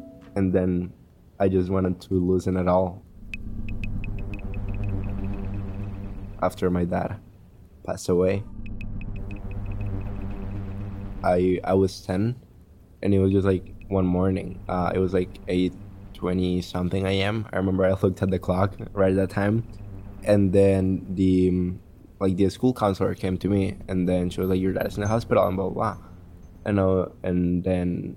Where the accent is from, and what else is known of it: Colombia; English is a second language; now in East Boston, United States